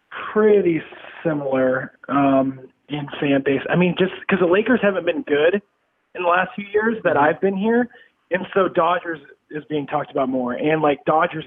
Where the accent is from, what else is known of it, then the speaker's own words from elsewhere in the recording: Midwest, United States; born there; I think if anything, it's because I was born in the Midwest as a whole.